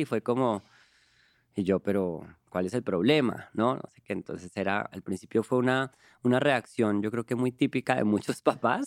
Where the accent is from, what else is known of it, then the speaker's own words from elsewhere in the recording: Colombia; now in Mexico; Yo soy un cantante colombiano